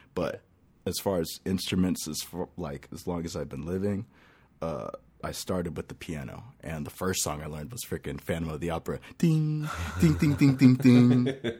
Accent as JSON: {"language": "English", "town": "Lake Elsinore", "region": "California", "country": "United States", "lives_now": "Temecula, United States", "said": "I come from California. I, uh, I, I really, really come from Lake Elsinore. I, then I moved over to Temecula, and that's where I'm chilling"}